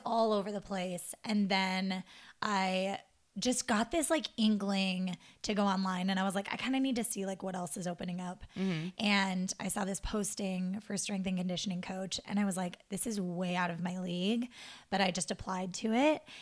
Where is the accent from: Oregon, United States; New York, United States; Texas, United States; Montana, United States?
Montana, United States; moved away as an adult; my hometown in Montana.